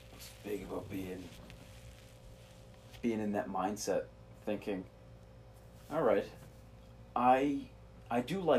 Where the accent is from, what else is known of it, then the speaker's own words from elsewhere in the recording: Boston, Massachusetts, United States; I'm from Boston, and I was in the crowd.